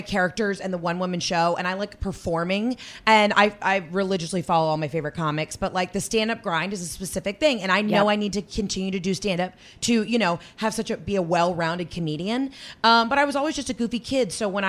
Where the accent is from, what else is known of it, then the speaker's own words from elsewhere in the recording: Atlanta, Georgia, United States; also born or lived in New York; Anyway, so everybody was from LA and nobody knew I was from Atlanta.